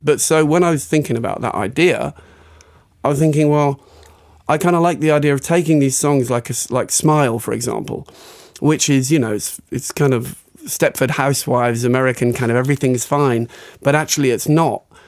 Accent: West Country, South West England, United Kingdom; moved away as an adult; now in France; I'm from the West Country

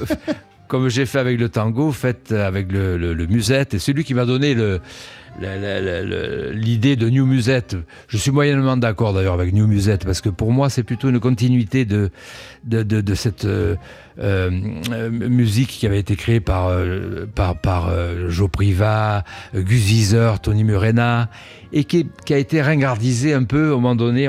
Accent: Cannes, Provence-Alpes-Côte d'Azur, France; moved away as an adult; also born or lived in Nice; now in Paris, France; je suis né à Cannes. Euh, mais j'ai vécu 20 ans euh, dans la région

